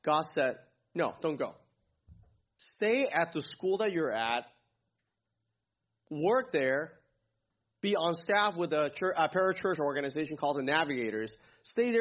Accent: Hong Kong; moved away; I grew up in Hong Kong

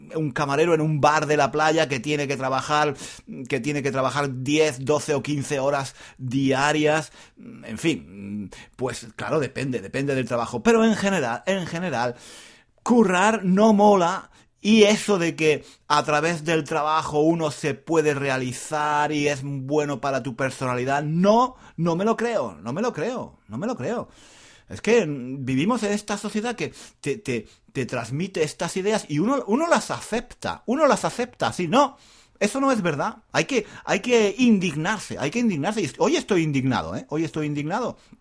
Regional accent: Spain; soy español

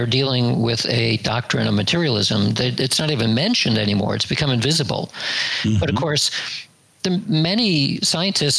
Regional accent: United States; growing up in the United States from the 1950s to 1970s or so as my youth

